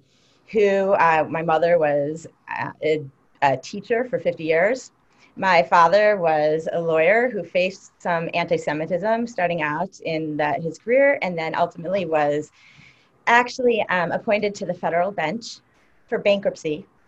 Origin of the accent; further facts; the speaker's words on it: Milwaukee, Wisconsin, United States; moved away as an adult; I'm also a feminist. I'm an anti-racist. I'm from Milwaukee, Wisconsin, originally.